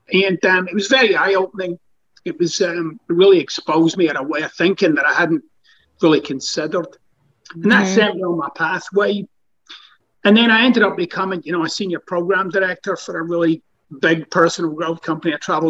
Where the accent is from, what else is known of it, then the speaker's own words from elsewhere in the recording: Scotland, United Kingdom; now in United States; Scottish, by the way, but it's close.